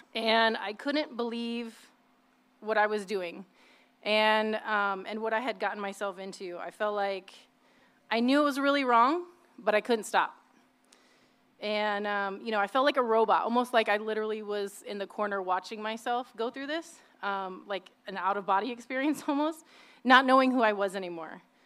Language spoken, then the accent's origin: English; Indiana, United States; also born or lived in Midwest; now in South Bay, United States; I was born and raised in the Midwest, and um, after my parents divorced, when I was about three or four years old, we moved to Indiana with my mom